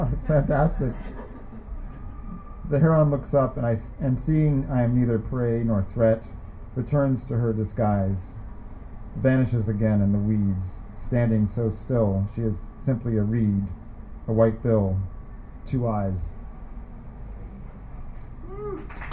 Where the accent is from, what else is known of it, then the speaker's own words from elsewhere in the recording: Sacramento, California, United States; moved away; I'm from Sacramento